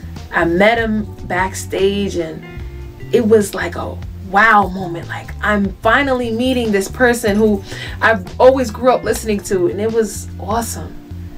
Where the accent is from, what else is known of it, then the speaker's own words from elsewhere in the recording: upstate New York, United States; I'm an R&B singer from upstate New York.